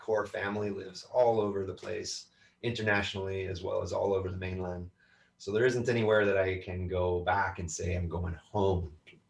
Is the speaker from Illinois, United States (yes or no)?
no; North Carolina, United States; born there; moved away; I don't know. I was born in North Carolina. I wasn't there very long. This has been the longest I've lived and stayed in one spot.